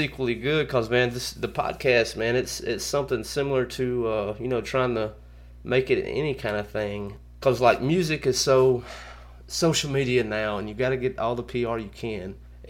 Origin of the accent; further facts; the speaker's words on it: the South, United States; I'm from the South